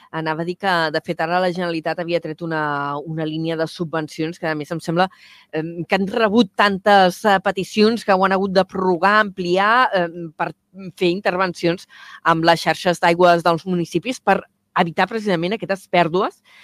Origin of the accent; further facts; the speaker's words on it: Vila-seca, Catalonia, Spain; sóc de Vilaseca